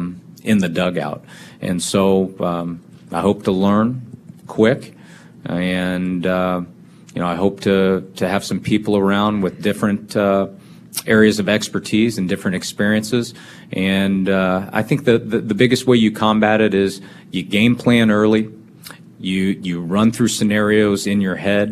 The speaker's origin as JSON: {"language": "English", "town": "Kansas City", "region": "Missouri", "country": "United States", "tie": "born or raised there", "moved": "yes", "said": "I grew up in Kansas City"}